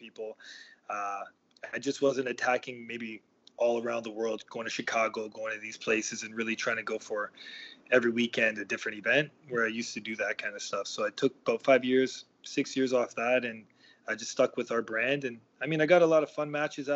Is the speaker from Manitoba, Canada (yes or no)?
no; Toronto, Ontario, Canada; I grew up in Toronto, and I grew up probably 5 minutes or 10 minute walk from where our training facility is.